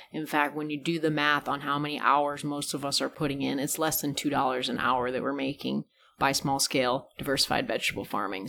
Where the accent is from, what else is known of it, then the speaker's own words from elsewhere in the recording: California, United States; moved away; growing up in California